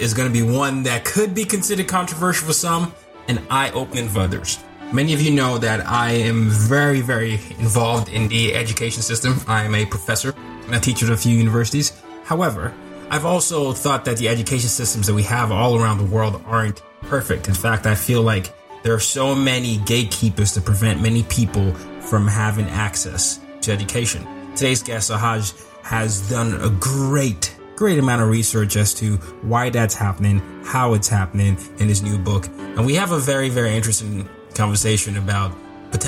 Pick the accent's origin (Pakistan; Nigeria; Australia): Nigeria; moved away; I'm from Nigeria.